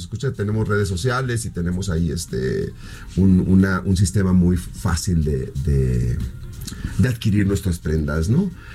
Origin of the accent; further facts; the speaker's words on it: Mexicali, Baja California, Mexico; first language Spanish; moved away; Yo crecí en Mexicali, donde California